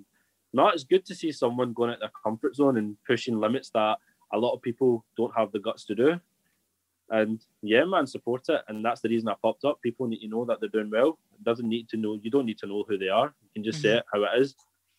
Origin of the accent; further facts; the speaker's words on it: Scotland, United Kingdom; moved away; also born or lived in Bolton; I was Scottish